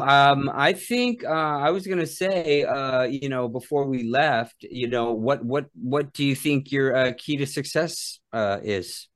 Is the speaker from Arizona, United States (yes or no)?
yes; Phoenix, Arizona, United States; growing up in Phoenix